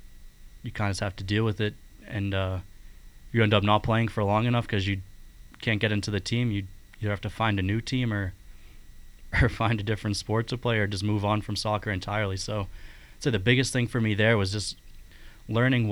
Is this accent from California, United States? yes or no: no; Braintree, Massachusetts, United States; my house where I grew up in Braintree, Massachusetts